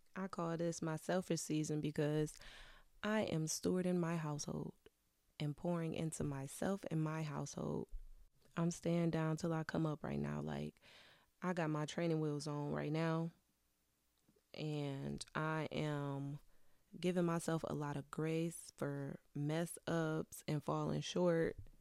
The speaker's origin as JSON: {"language": "English", "region": "Wisconsin", "country": "United States", "moved": "as an adult", "lives_now": "Detroit area, United States", "said": "I'm a Midwest girly. I'm originally from Wisconsin."}